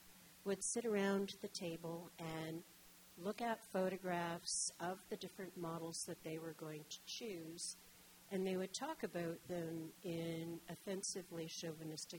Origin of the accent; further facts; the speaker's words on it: Detroit, Michigan, United States; moved away as an adult; also born or lived in Guelph, Canada; now in Toronto, Canada; I grew up in Detroit